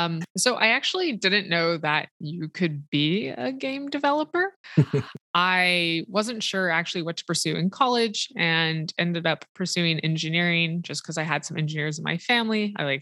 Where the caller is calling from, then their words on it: Seattle, Washington, United States; I'm calling in from Seattle, Washington.